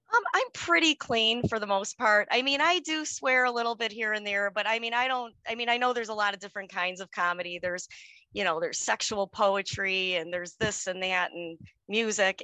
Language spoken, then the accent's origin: English; Chicago, Illinois, United States; now in suburb of Chicago, United States; I was born and raised on the city, on the Chicago south side